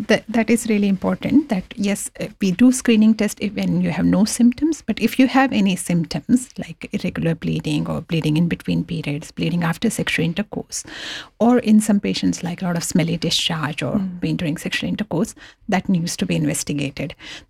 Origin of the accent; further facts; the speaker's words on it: India; moved away as an adult; when I came from India about 16, 17 years ago, in India, they don't have this public health screening program.